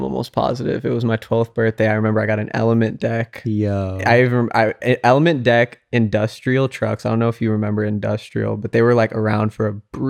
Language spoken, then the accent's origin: English; Carson City, Nevada, United States; So definitely growing up, being ethnically ambiguous in a small white town was kind of like, I already knew I was different.